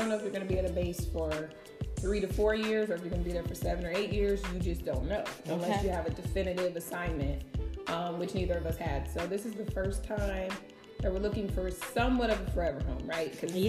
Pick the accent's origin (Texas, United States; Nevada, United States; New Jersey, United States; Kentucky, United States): Nevada, United States; Las Vegas; moved away; also born or lived in Henderson, Nevada; I'm from Vegas, but I've never lived in Henderson. So that's where we live now.